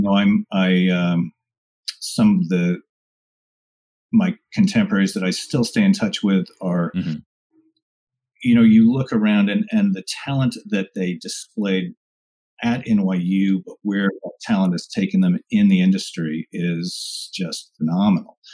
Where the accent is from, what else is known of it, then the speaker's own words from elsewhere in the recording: Rockland County, New York, United States; i i grew up just outside of New York City in Rockland County